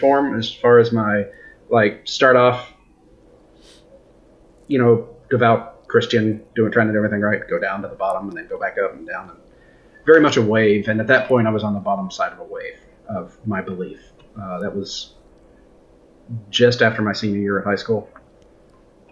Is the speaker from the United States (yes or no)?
yes; United States; I'm an American working in Canada